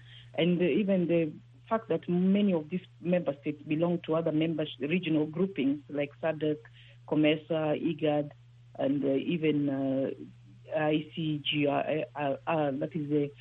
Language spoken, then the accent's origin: English; Kenya; I'm a Kenyan first before I'm an East African.